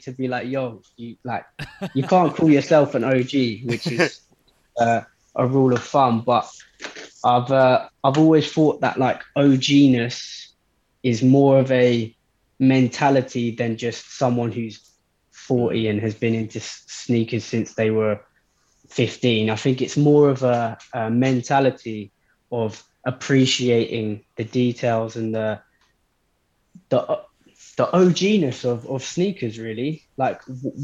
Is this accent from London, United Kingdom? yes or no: yes; London, United Kingdom; I'm a sneakerhead from London